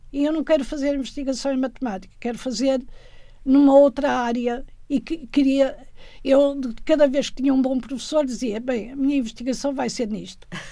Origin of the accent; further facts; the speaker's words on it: Guimarães, Norte, Portugal; moved away as an adult; also born or lived in Tadim, Minho / France; Cresci em Guimarães, Brito, em Brito